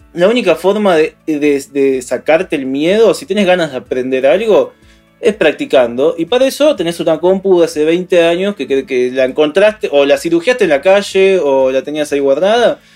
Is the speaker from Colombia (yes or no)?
no; Argentina